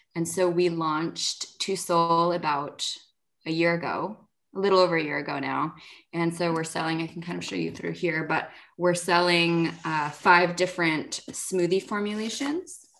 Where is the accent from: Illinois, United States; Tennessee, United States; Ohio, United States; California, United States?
California, United States; Los Angeles; also born or lived in Berkeley; growing up in Los Angeles